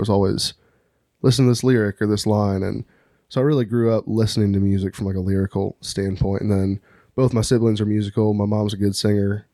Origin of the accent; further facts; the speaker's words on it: Eureka, Missouri, United States; also born or lived in Town and Country, Missouri / St. Louis area; I grew up in Eureka, moved out to town and country when I was like fourteen, um, and then was in Saint Louis area till college.